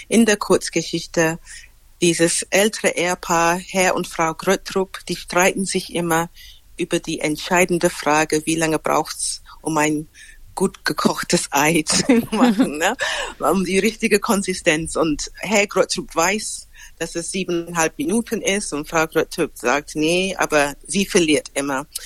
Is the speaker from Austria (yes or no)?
no; United Kingdom; now in Germany; Inzwischen würde ich sagen, ich bin Britin, weil ich in Deutschland lebe, ist dieses Britischsein auch ein, eine Brille, die ich habe.